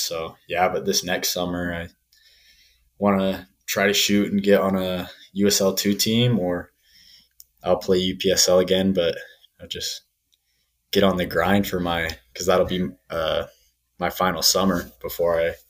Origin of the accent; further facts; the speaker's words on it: Saratoga Springs, Utah, United States; moved away as an adult; now in Colorado, United States; I'm from Saratoga Springs, Utah